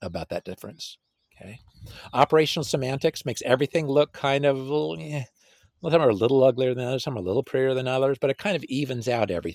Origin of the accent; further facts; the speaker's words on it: California, United States; I'm from California. My wife and I were both from California